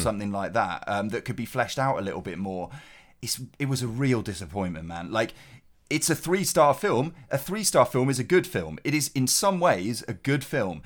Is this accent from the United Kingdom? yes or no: yes; Cheltenham, South West England, United Kingdom; G C H Q is in my hometown.